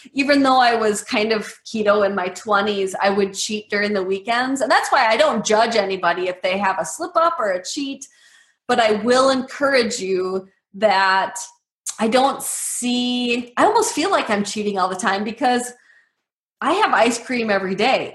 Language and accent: English; Medford, Wisconsin, United States; I grew up in Medford, Wisconsin